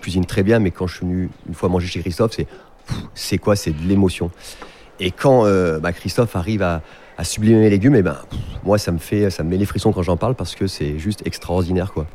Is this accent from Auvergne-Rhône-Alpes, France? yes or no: yes; Herbeys, Auvergne-Rhône-Alpes, France; j'ai grandi à la Pra, j'ai fait tout à la Pra, j'ai joué au foot dans les champs